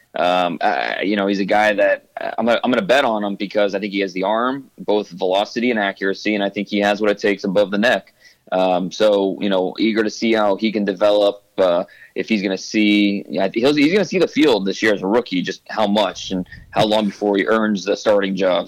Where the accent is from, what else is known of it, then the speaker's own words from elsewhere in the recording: Ohio, United States; also born or lived in Dallas area, Texas; now in Dallas, United States; I grew up in Ohio, and then I moved to Texas, just north of Dallas